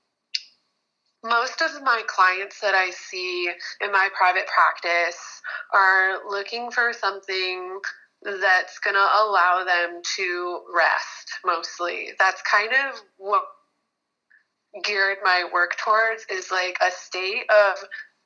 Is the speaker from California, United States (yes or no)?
no; Michigan, United States; now in Hawaii, United States; I was born and raised in Michigan, really like traditional Midwestern family. And when I moved to Hawaii